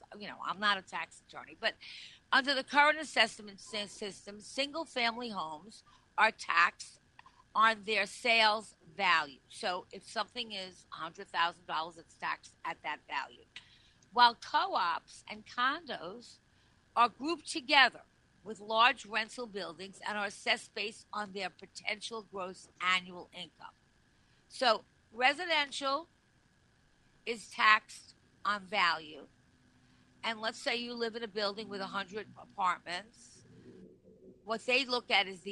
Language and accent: English; Long Island, New York, United States; I'm from Long Island originally.